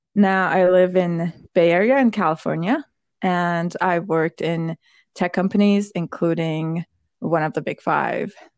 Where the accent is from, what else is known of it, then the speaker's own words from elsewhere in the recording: Iran; moved away as an adult; now in United States; I was born in Iran.